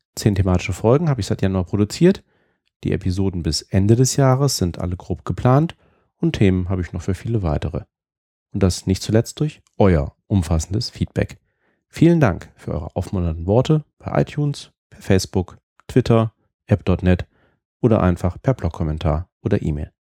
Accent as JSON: {"language": "German", "country": "Germany", "moved": "yes", "lives_now": "United Kingdom", "said": "Als Deutscher"}